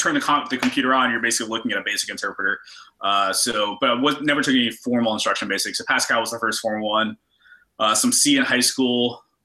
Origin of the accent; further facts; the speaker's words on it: Roanoke, Virginia, United States; growing up in Roanoke, you kind of go to UVA or you go to tech